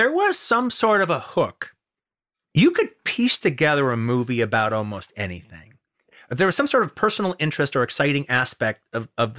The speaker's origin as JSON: {"language": "English", "town": "Los Angeles", "region": "California", "country": "United States", "tie": "born or raised there", "said": "growing up in Los Angeles in the 70s"}